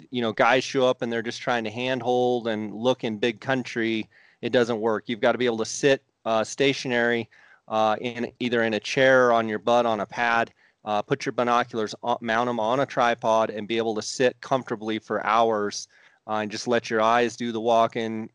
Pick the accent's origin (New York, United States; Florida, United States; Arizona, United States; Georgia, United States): Arizona, United States; I grew up in Arizona